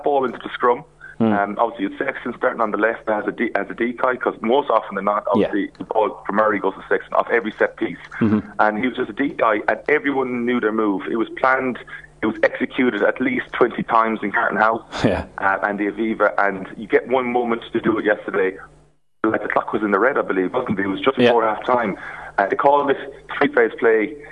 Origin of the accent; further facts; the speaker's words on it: Ireland; As Irish